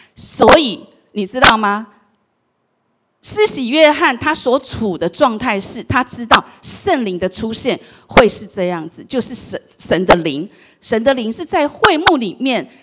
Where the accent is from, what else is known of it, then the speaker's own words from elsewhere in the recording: Taiwan; 我们台湾话